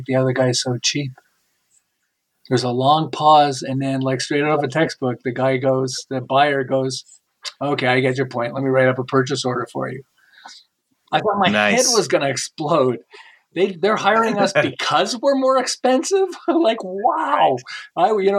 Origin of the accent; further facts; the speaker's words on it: Montreal, Quebec, Canada; now in Southern California, United States; I live in Southern California, but I'm originally from Montreal. And 37 years ago, we moved to Southern California.